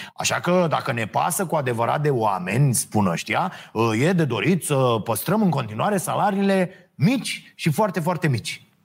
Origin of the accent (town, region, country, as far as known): Romania